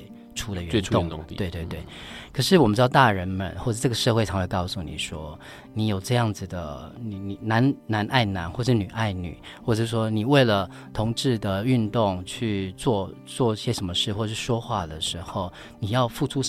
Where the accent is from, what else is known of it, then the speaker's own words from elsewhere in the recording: Pingtung County, Taiwan; moved away; also born or lived in Kaohsiung / Taipei; 我是高雄，我在高雄念书，我是屏东人。